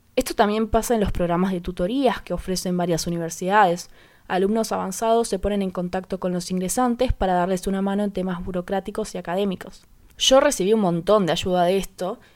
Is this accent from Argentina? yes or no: yes; Paraná, Entre Ríos, Argentina; Soy de Paraná Entre Ríos